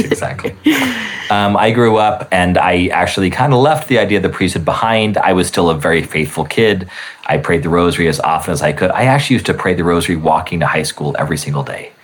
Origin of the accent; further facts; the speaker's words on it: Albuquerque, New Mexico, United States; moved away; I grew up in Albuquerque